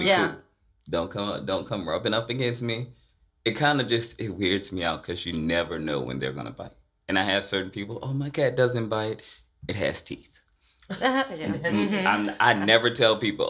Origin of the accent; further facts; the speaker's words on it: Marrero, Louisiana, United States; moved away as an adult; also born or lived in Lafayette, Louisiana; I was raised on the West Bank in Marrero